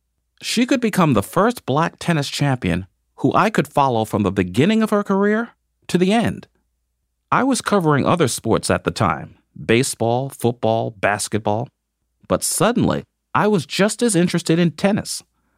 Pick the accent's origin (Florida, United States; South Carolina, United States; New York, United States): New York, United States; New York City; I grew up in New York City. I wasn't interested in tennis. How could I be? In my neighborhood of Bedford-Stuyvesant, Brooklyn, there were no tennis courts.